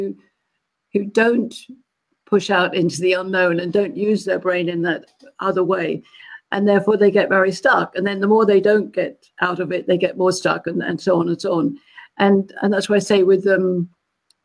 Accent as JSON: {"language": "English", "region": "London", "country": "United Kingdom", "also_born_or_lived": "Malaysia", "moved": "as an adult", "lives_now": "California, United States", "said": "I'm a Londoner."}